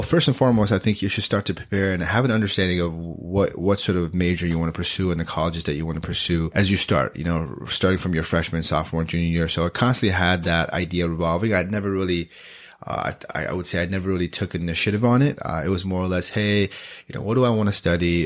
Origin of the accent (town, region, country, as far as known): Beaverton, Oregon, United States; born or raised there; also born or lived in Gangtok, Sikkim, India